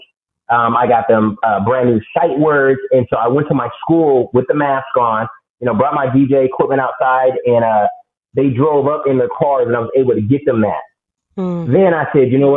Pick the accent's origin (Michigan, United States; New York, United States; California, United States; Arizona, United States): Arizona, United States; Phoenix; moved away as an adult; now in Dallas, United States; I'm from West Phoenix, the bad part of Phoenix. Decided that I needed to leave where I was from, planted my roots in Dallas, Texas